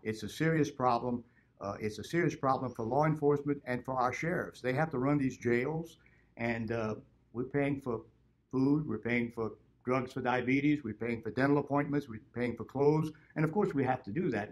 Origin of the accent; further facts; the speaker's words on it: Broussard, Louisiana, United States; I grew up in Broussard, Louisiana, and I've been in Lafayette Parish all my life.